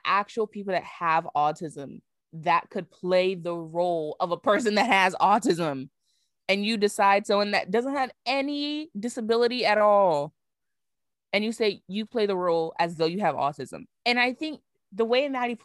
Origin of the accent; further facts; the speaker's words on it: Barbados; I am from Barbados.